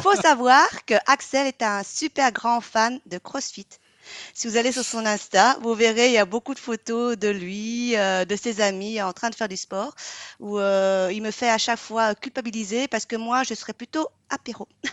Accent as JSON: {"language": "French", "country": "Vietnam", "moved": "yes", "lives_now": "Belgium", "said": "je suis une Vietnamienne qui habite en Belgique"}